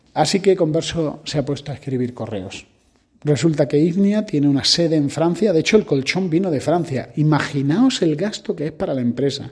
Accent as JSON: {"language": "Spanish", "country": "Spain", "said": "como españoles tenemos que aprender"}